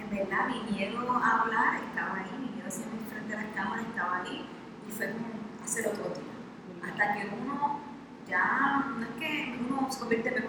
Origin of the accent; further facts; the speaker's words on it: Ponce, Puerto Rico; soy de Ponce